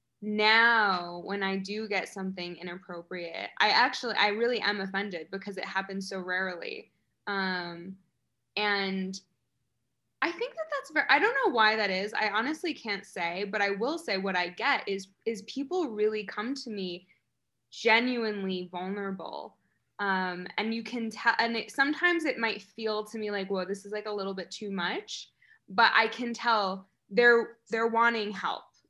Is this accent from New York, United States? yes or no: yes; upstate New York, United States; I was born in New York City, but I was mostly raised in a very small rural farm town in upstate New York.